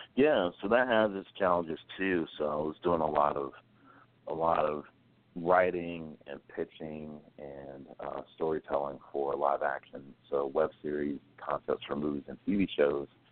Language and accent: English; Greensboro, North Carolina, United States; born and raised in North Carolina from Greensboro. So there's always a little bit of a Southern boy in me